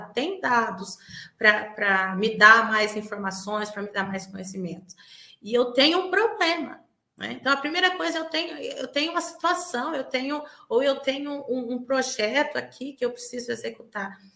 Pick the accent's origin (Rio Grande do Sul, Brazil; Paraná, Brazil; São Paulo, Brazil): São Paulo, Brazil; Bauru; eu sou aqui de Bauru, São Paulo, né, vizinho aqui da cidade de Marília